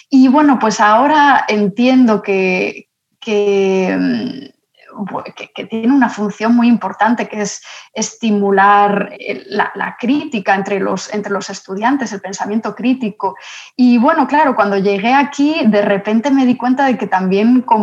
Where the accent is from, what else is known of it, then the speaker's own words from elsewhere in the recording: Madrid, Community of Madrid, Spain; moved away as an adult; now in New York, United States; Soy de Madrid y llegué hace ocho años y medio a Estados Unidos. Vine para estudiar al principio una maestría de escritura creativa en español en NYU